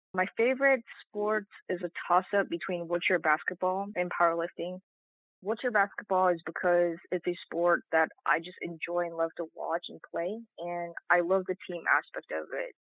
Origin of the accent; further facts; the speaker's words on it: Stockbridge, Georgia, United States; also born or lived in South Korea; I was originally born in South Korea. I spent a great deal of my childhood growing up in Stockbridge, Georgia